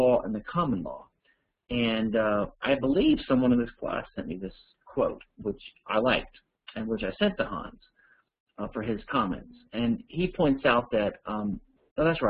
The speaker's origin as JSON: {"language": "English", "region": "Louisiana", "country": "United States", "said": "I'm from Louisiana"}